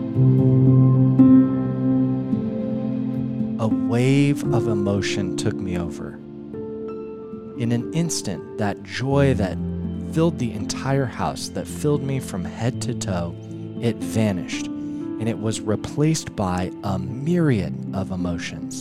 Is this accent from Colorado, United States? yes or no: yes; Denver, Colorado, United States; I'm in my hometown of Denver, Colorado